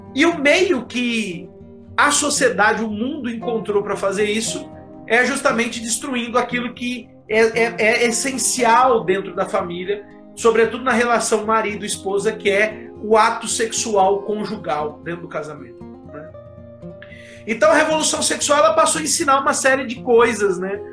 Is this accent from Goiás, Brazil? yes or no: no; Votuporanga, São Paulo, Brazil; eu sou aqui de Votuporanga, interior de São Paulo.